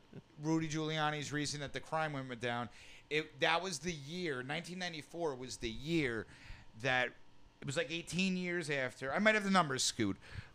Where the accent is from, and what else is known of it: New York, United States; accent: New York